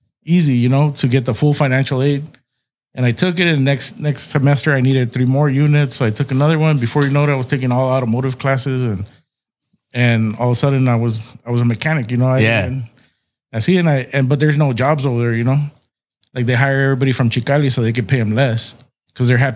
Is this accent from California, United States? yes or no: yes; Calexico, California, United States; moved away as an adult; now in San Diego, United States; I'm originally from Calexico